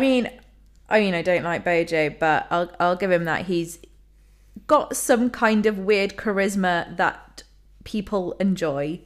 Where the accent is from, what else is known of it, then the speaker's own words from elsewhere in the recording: London, United Kingdom; I'm from London